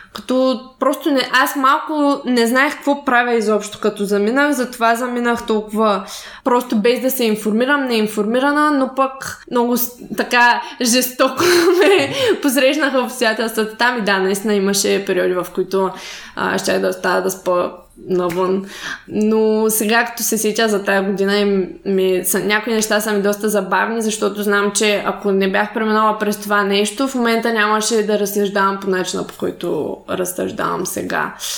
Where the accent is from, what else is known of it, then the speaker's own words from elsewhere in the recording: Shumen, Shumen Province, Bulgaria; аз съм от Шумен. Общо също също малък град